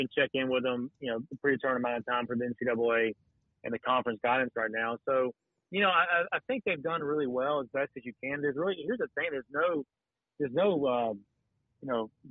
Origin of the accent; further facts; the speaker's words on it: Watkinsville, Georgia, United States; now in Statesboro, United States; I grew up in Oconee County, you know, in Watkinsville, Georgia